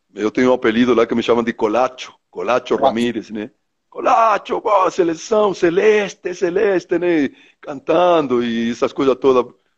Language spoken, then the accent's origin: Portuguese; Treinta y Tres, Uruguay; moved away; eu sou do interior do Uruguai, minha cidade chama 33, né? É uma cidade da zona leste do Uruguai, próximo de uma fronteira com o Brasil